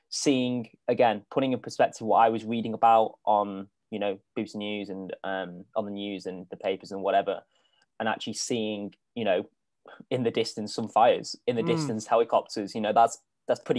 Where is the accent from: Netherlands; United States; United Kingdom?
United Kingdom; as a Brit, coming over, and obviously I've been to quite a few places now in Oz